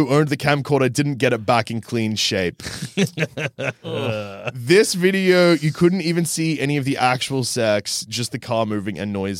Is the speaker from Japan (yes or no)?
yes; Japan; I grew up in Japan where I was a horny teen.